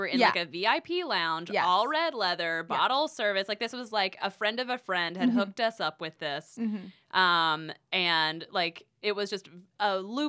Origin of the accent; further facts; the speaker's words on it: North Carolina, United States; I'm from North Carolina. I know what this is.